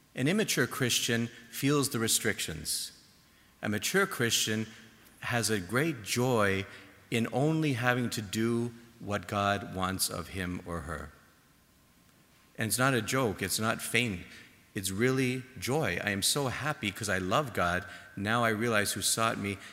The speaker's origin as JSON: {"language": "English", "town": "Toronto", "region": "Ontario", "country": "Canada", "moved": "yes", "said": "my home in Toronto"}